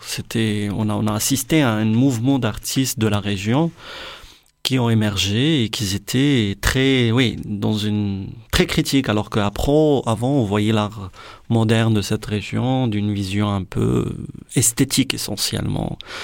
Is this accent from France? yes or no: no; Morocco; je suis marocain